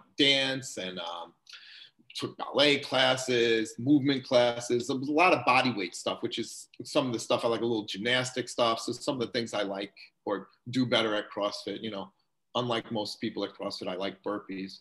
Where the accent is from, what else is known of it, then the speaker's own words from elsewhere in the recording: New York, United States; moved away as an adult; also born or lived in Long Island / Westborough, Massachusetts; now in Hudson, United States; I grew up in New York